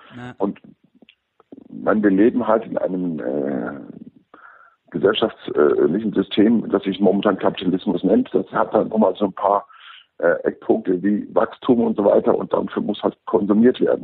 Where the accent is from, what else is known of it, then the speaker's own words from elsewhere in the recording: Germany; bei uns in Deutschland